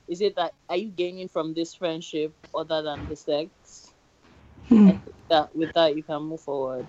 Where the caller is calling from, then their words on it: United Kingdom; I'm calling from the UK.